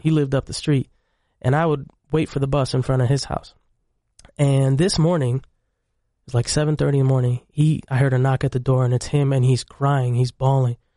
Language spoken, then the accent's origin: English; Syracuse, New York, United States; also born or lived in Egypt; I came to the United States in about ninety-six, ninety-seven, and we grew up in Syracuse, New York